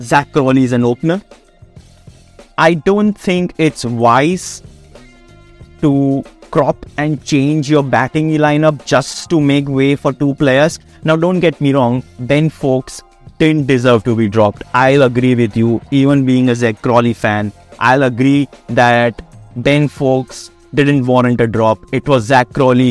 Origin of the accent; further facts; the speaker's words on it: India; I am an Indian.